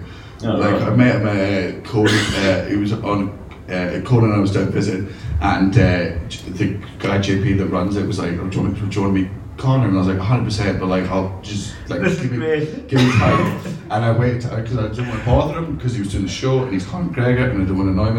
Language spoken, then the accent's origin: English; Scotland, United Kingdom; I'm Scottish.